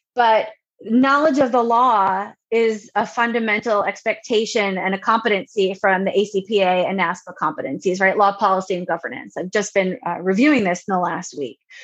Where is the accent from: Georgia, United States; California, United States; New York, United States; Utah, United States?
New York, United States; Long Island; moved away as an adult; also born or lived in Ohio / Indiana; now in North Carolina, United States; Originally, I'm from Long Island, New York, born and bred